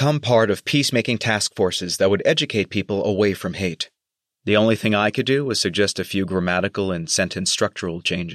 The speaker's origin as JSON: {"language": "English", "country": "United States", "moved": "as an adult", "said": "as an American born in the early 1980s"}